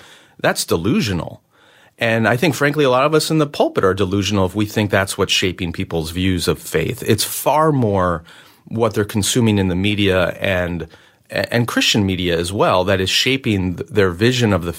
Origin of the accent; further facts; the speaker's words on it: United States; being an American